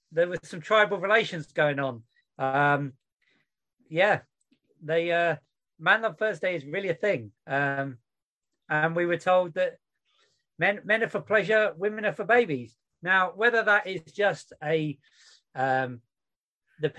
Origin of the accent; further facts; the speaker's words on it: United Kingdom; I'm British